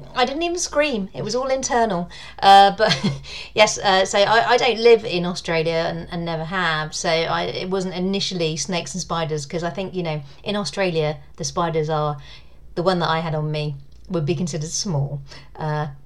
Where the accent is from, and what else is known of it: United Kingdom; accent: British